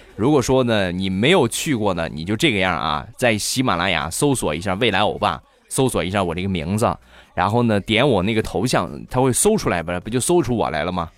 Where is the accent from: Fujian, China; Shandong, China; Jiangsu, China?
Shandong, China; 我们山东啊方言